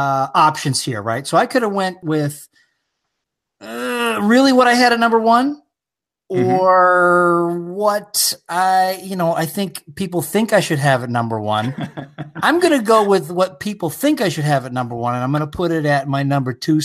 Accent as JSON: {"language": "English", "town": "Toronto", "region": "Ontario", "country": "Canada", "tie": "born or raised there", "moved": "yes", "said": "I grew up, when I was younger, I grew up in Toronto, Ontario."}